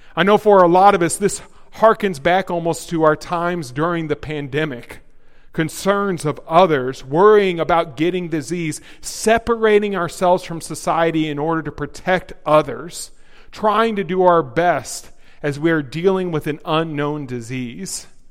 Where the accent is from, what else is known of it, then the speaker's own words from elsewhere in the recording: the South, United States; moved away; I'm from the South.